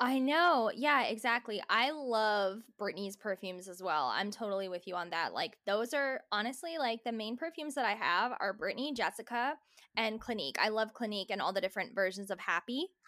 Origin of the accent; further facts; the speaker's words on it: New Jersey, United States; growing up in New Jersey